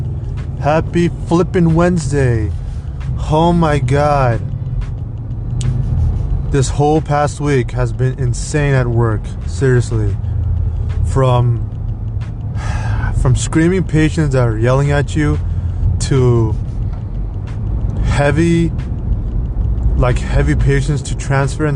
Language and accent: English; Alhambra, California, United States; also born or lived in Los Angeles, California / Montebello, California; I grew up in Alhambra, actually. I was born in L.A., General Hospital.